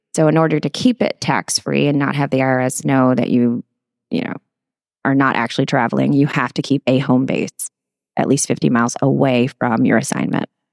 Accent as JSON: {"language": "English", "town": "Portland", "region": "Texas", "country": "United States", "tie": "born or raised there", "also_born_or_lived": "San Antonio, Texas / Houston, Texas", "moved": "as an adult", "said": "My parents moved to the Corpus Christi area, a little small town called Portland, Texas"}